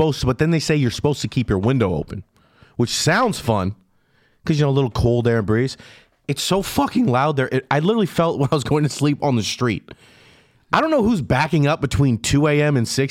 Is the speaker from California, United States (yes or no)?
yes; California, United States; I'm from California.